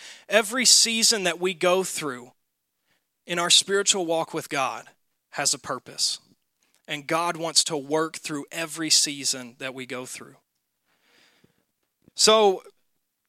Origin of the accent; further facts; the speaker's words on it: Mississippi, United States; now in Wisconsin, United States; Growing up in Mississippi